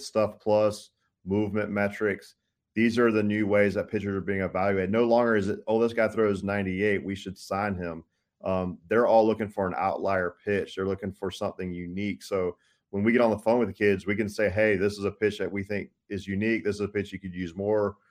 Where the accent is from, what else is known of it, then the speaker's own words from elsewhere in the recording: Tallahassee, Florida, United States; growing up in Tallahassee